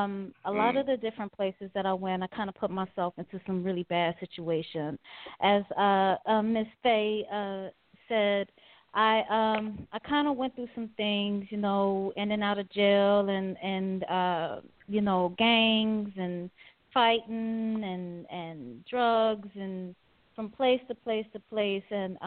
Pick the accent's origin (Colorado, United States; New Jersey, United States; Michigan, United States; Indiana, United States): Michigan, United States; Detroit; also born or lived in Wisconsin / Oklahoma; I was born in Wisconsin, lived there like a week of my life. My mother was in the military. My dad's from Trinidad. My mom's from New Orleans. Lived in Oklahoma where my mom was stationed at for a little bit. Then was in Detroit for a lot of time with my grandmother.